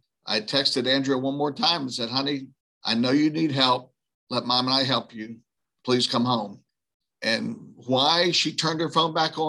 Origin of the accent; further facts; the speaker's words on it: New Orleans, Louisiana, United States; I grew up right outside of New Orleans.